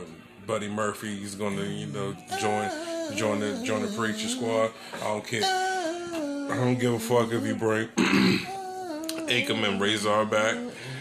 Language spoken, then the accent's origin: English; Nigeria; Hey, I am a Nigerian cougar.